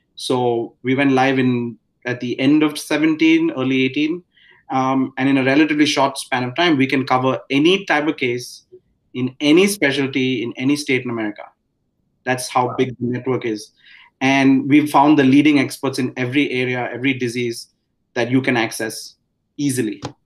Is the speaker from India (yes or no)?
yes; India; moved away as an adult; now in United States; I grew up in India.